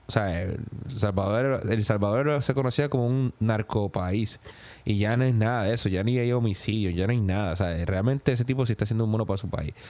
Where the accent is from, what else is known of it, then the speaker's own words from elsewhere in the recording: Gurabo, Puerto Rico; moved away as an adult; also born or lived in New York; now in United States; en mi pueblo, en Gurabo